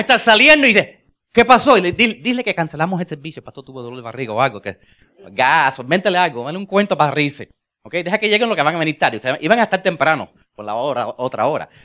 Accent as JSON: {"language": "Spanish", "country": "United States", "second_language": "Spanish", "said": "yo soy gringo"}